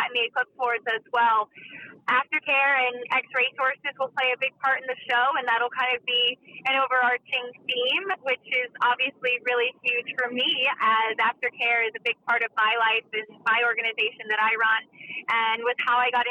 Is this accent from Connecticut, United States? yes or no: yes; Connecticut, United States; I'm from Connecticut